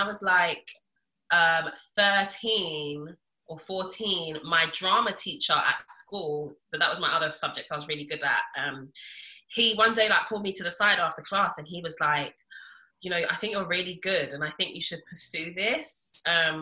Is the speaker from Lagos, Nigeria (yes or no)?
yes; Lagos, Nigeria; I was born in Lagos.